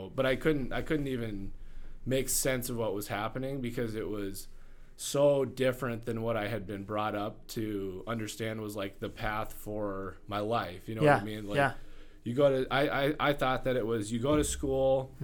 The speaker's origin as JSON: {"language": "English", "town": "Rapid City", "region": "South Dakota", "country": "United States", "tie": "born or raised there", "said": "I grew up here in Rapid"}